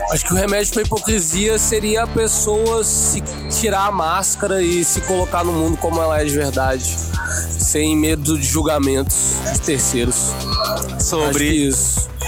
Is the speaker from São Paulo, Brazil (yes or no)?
no; Espírito Santo, Brazil; Visto que, desculpa aí, mas eu moro perto da praia. É, ele é Sou capixaba.